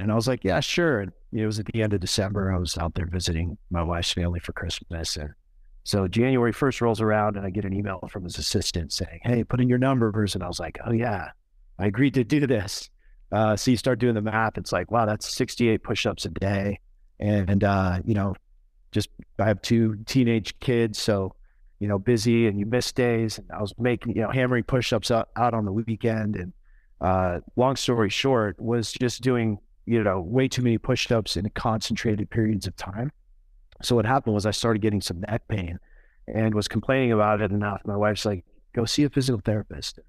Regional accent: Oregon, United States; now in Colorado, United States; so I grew up in Oregon

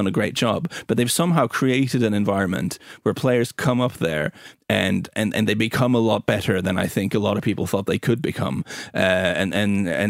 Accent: Norway; We're quite an English inspired country, footballing wise

